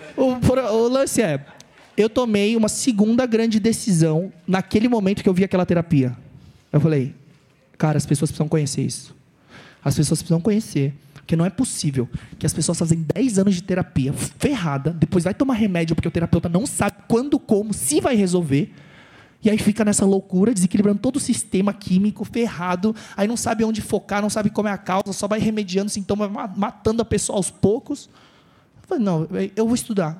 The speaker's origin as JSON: {"language": "Portuguese", "region": "São Paulo", "country": "Brazil", "tie": "born or raised there", "said": "Eu nasci no Bom Retiro, lá na Luz, do lado da Cracolândia e tal. vivi minha vida em dois bairros só"}